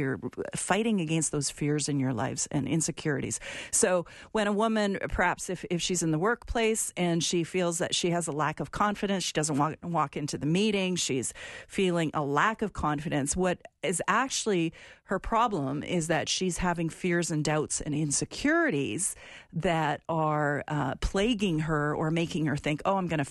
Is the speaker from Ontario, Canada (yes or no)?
no; Alberta, Canada; where I'm from, my province of Alberta